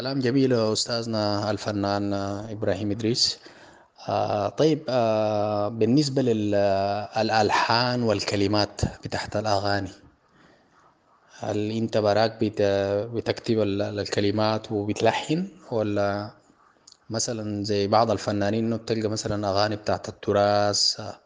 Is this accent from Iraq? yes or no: no; Sudan; عندنا في السودان